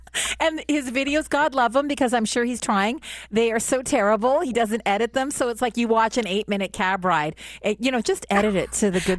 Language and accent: English; Canada; And because we're Canadian, we don't do that.